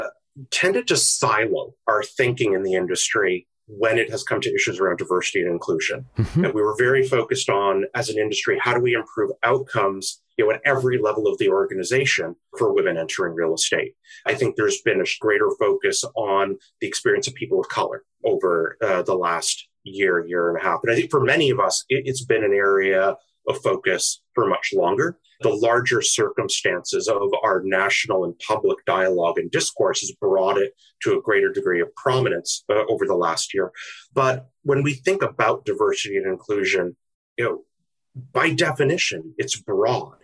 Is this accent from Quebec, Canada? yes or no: no; Ottawa, Ontario, Canada; moved away as an adult; also born or lived in London, United Kingdom; now in United States; From Canada. Canada. I was born in the UK, in London. Uh-huh. And then as a kid, came to Canada